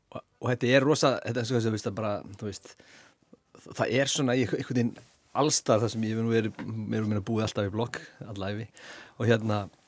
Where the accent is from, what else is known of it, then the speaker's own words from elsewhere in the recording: Hafnarfjörður, Capital Region, Iceland; ég er úr Hafnafjörðu